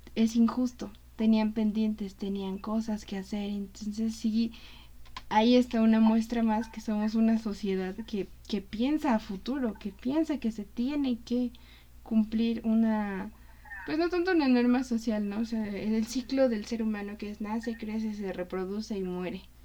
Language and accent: Spanish; Mexico; como mexicanos